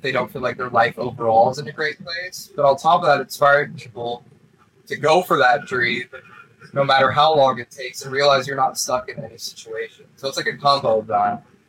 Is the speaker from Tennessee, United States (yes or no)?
no; Hard Summer festival location, California, United States; it's also my hometown